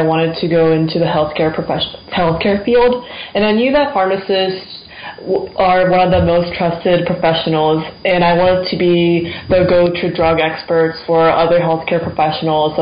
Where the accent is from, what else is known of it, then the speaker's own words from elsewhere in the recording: West Lafayette, Indiana, United States; I'm from West Lafayette, Indiana, where Purdue is located.